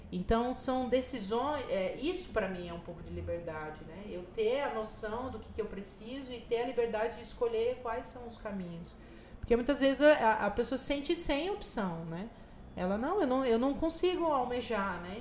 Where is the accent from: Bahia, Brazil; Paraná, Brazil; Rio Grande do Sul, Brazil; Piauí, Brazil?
Paraná, Brazil; Maringá; also born or lived in Rio Grande do Norte / Recife; now in Nova Friburgo, Brazil; eu sou do norte do Paraná, do interior do Paraná, de Maringá